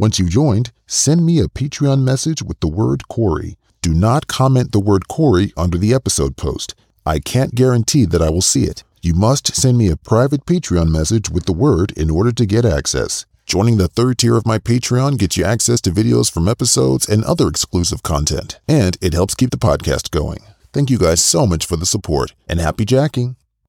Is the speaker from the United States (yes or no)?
yes; United States; I mean, I'm from the States, so how could I know necessarily